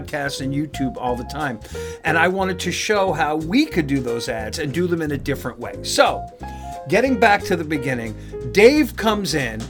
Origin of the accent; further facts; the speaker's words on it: New York, United States; also born or lived in Los Angeles; now in North Carolina, United States; grew up in New York